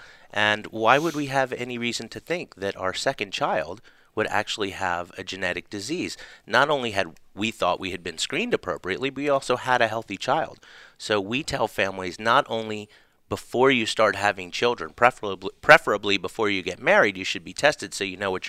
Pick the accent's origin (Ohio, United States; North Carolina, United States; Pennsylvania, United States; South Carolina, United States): South Carolina, United States; Charleston; also born or lived in Atlanta, United States; Grew up in Charleston, South Carolina.